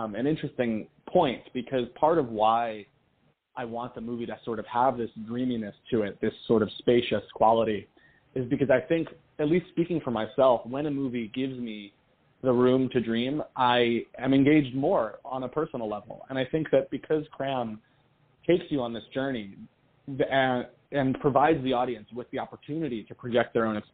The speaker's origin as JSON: {"language": "English", "town": "New York City", "region": "New York", "country": "United States", "tie": "born or raised there", "said": "I'm from New York City. I'm from Queens."}